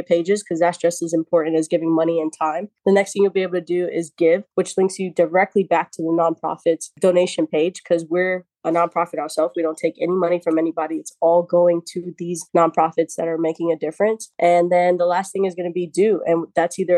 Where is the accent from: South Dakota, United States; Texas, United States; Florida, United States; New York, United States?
New York, United States; New York City; I was born and raised in the Bronx